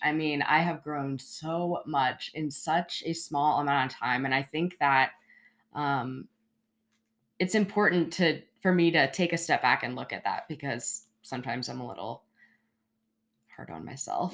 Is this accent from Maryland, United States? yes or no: yes; Baltimore, Maryland, United States; moved away as an adult; now in Charleston, United States; I grew up in Baltimore, Maryland